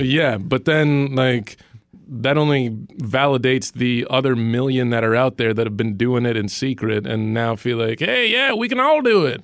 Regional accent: Dallas, Texas, United States; I grew up in Dallas, Texas

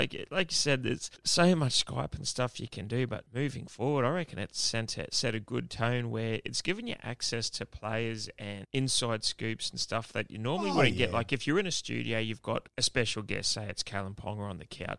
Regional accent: Queensland, Australia; being a Queenslander

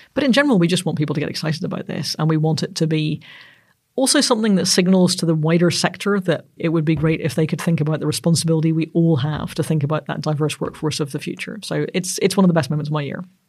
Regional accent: Northern Ireland, United Kingdom; I'm Northern Irish

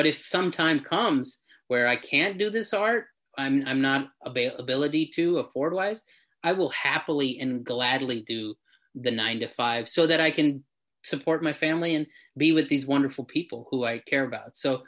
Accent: India; I think that's really, as Indian people, we have these huge, huge sort of dreams because we've been groomed that way to be something great.

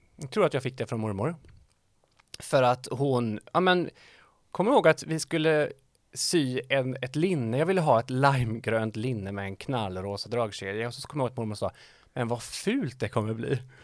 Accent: Dals-Ed, Västra Götaland, Sweden; now in Västra Frölunda, Sweden; Dals-Ed ligger eh, kanske 20 minuter från norska gränsen

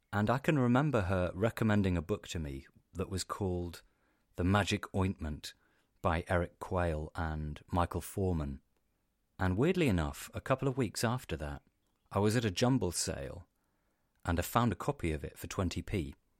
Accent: Cornwall, South West England, United Kingdom; also born or lived in Devon; I grew up in Cornwall, and my family are Cornish.

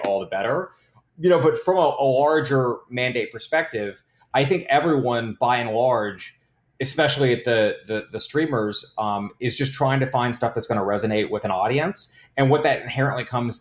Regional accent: Tennessee, United States; moved away; I'm from Tennessee originally

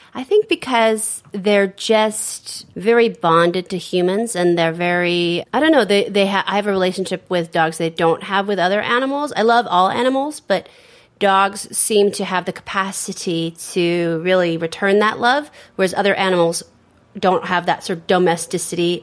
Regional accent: San Francisco, California, United States; my family owned a bookstore in the 70s and the 80s in San Francisco, which uh, was catering to the gay community. And so I grew up around a lot of gay people

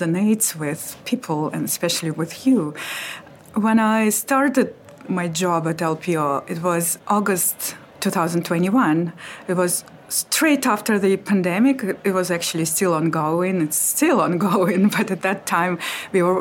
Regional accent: Russia; moved away as an adult; now in London, United Kingdom; I'm from Russia

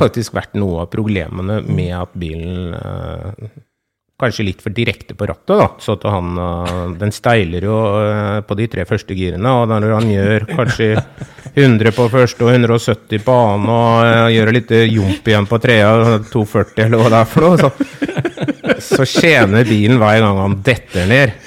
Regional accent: farm between Fredrikstad, Sarpsborg and Halden, Østfold, Norway; Det er jo 15 mm, km eh, inn til Fredrikstad. da. Det er vel omtrent til Sarpsborg og Halden òg, så det blir, vi bor jo litt sånn midt imellom uti her

